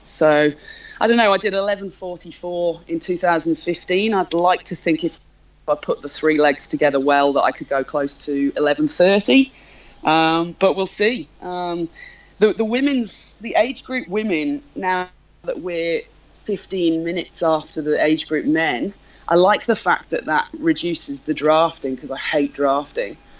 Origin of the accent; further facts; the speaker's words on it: North Wales, United Kingdom; now in Melbourne, Australia; I live in Melbourne. I'm from North Wales in the UK originally